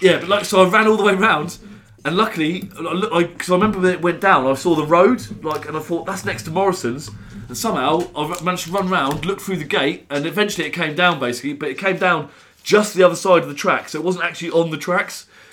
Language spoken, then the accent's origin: English; Northampton, East Midlands, United Kingdom; And Northampton Brandon. I'm from Northampton.